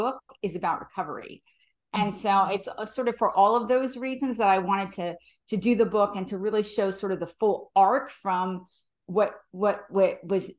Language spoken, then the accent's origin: English; New Jersey, United States; now in Bay Area, United States; my hometown in New Jersey